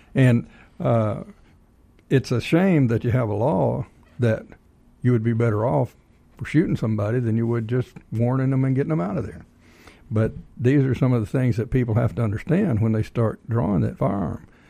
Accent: Texas, United States; now in Georgia, United States; I'm originally from Texas

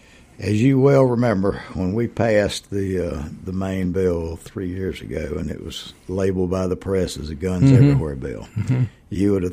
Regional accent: Hartwell, Georgia, United States; also born or lived in Americus, Georgia / Atlanta, Georgia; Born and raised in Hartwell. Only time I left was when I went to college.

